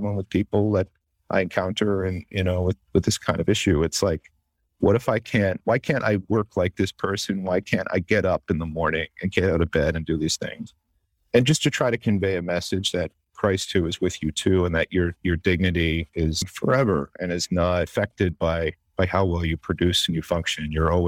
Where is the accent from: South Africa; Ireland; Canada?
Canada; now in United States; but I am Canadian. And I've been in this country 10 years